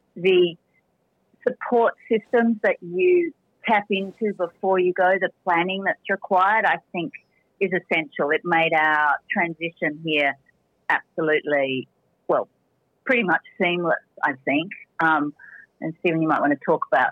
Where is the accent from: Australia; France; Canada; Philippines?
Australia; moved away as an adult; now in Spain; as an Australian